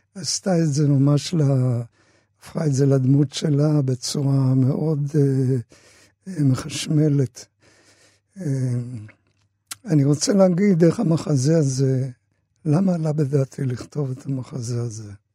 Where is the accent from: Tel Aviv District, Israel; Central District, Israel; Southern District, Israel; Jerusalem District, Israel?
Tel Aviv District, Israel; Tel Aviv; also born or lived in Austria; אנחנו, שהגענו לארץ אחרי uh, המעברות, שלחו אותנו לשכונת שפירא, וגרנו שם